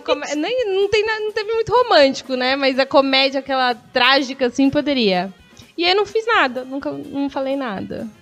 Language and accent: Portuguese; Guarulhos, São Paulo, Brazil; sou de Guarulhos, mas eu amo ser guarulhense de verdade